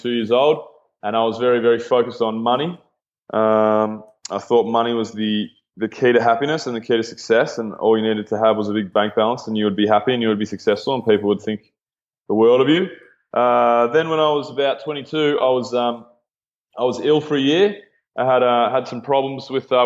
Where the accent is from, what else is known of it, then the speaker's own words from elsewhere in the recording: Mornington Peninsula, Victoria, Australia; moved away as an adult; now in Melbourne, Australia; I grew up on the Mornington Peninsula, which is about maybe an hour and a half south of Melbourne.